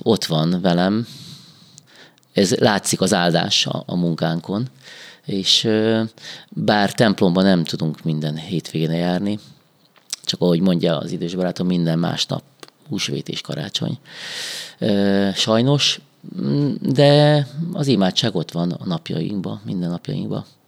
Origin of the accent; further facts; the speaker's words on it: Ladány, Hungary; moved away as an adult; now in Békéscsaba, Hungary; én ladányban felnőttem, mint az apám fiaként